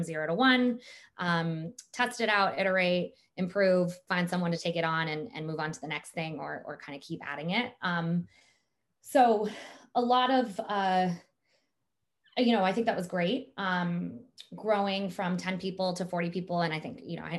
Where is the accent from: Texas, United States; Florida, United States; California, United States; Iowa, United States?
California, United States; Silicon Valley; I grew up in Silicon Valley